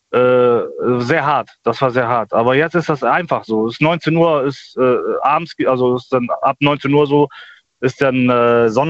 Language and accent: German; Germany; also ich bin ja Deutscher, mhm. äh, das kann man auch auf deutsche Sprache